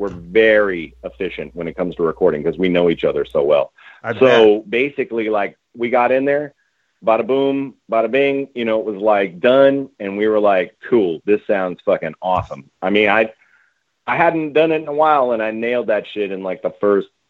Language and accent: English; Bay Area, California, United States; I'm from the Bay Area